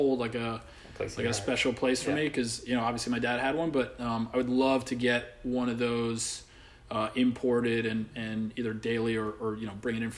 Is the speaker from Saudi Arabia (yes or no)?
yes; Saudi Arabia; now in New York, United States; I grew up over in Saudi Arabia